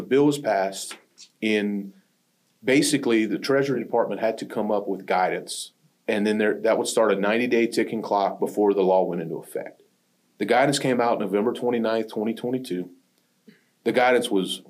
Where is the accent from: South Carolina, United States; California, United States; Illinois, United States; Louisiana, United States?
Louisiana, United States; Pierre Part; Performance was a major employer in the small town I grew up in Louisiana. There was a town called Pierre Part, Louisiana